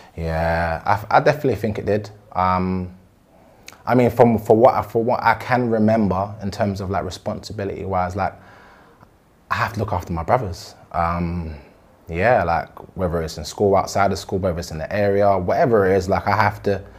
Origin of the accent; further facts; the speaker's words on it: London, United Kingdom; I'm originally from Southeast uh, Brixton